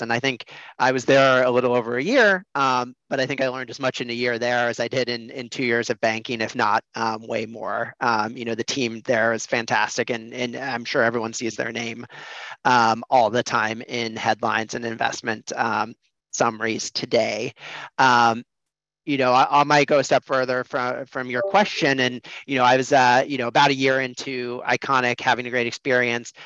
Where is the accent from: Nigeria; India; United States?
United States; Des Moines, Iowa; I grew up in Des Moines, Iowa, in the Midwest.